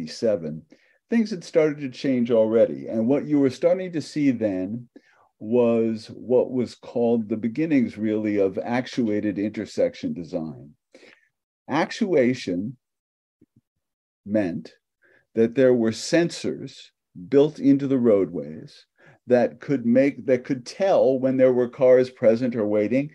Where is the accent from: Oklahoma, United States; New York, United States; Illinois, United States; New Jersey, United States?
New York, United States; New York City; moved away as an adult; also born or lived in Michigan / Palo Alto, California; I grew up in New York City